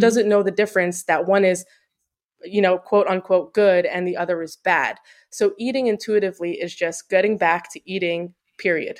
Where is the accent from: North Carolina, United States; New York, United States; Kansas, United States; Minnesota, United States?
New York, United States; Long Island; moved away as an adult; also born or lived in New Jersey; now in Florida, United States; we grew up in Long Island